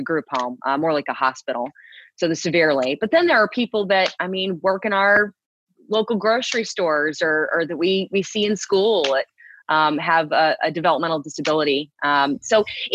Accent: Houston, Texas, United States; moved away; I'm a Texan, born and raised. I was born in Houston

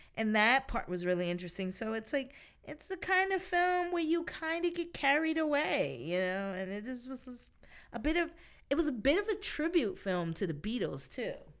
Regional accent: United States; being an American

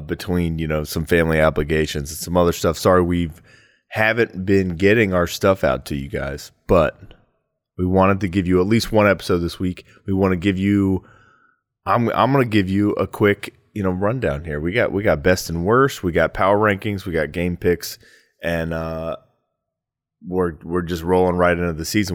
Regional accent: Ohio, United States; now in Phoenix, United States; I'm from Ohio and I live in Phoenix

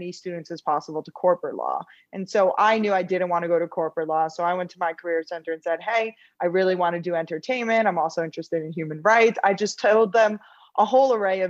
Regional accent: New York, United States; also born or lived in Los Angeles, California; I'm originally from New York. I grew up here, loved the East Coast

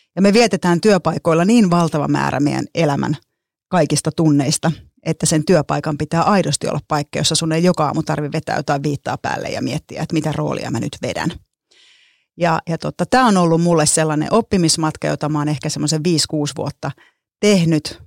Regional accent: Lahti, Päijät-Häme, Finland; Mä oon kotoisin Lahesta huomatkaa ilman d niin kuin lahtelaiset ei osaa d käyttää

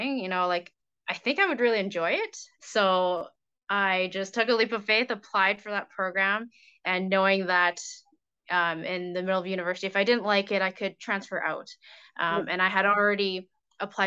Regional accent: Calgary, Alberta, Canada; also born or lived in Ontario; I was born and raised in Calgary, which is actually pretty rare, but I love it here

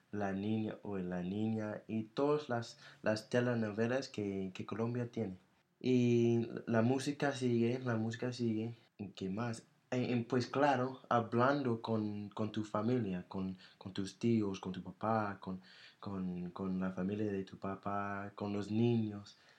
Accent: United States; accent: American; Spanish is a second language; mi acento era tan duro, tan, tan... Fuerte. Sí, tan fuerte, tan americano

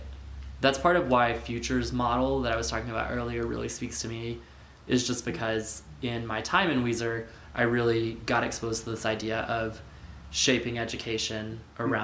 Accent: Texas, United States; moved away as an adult; now in Idaho, United States; my growing up in Texas

